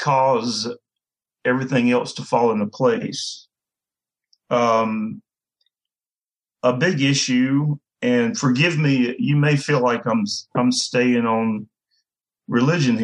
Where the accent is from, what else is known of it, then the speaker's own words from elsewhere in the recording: the American South, United States; I'm a Southerner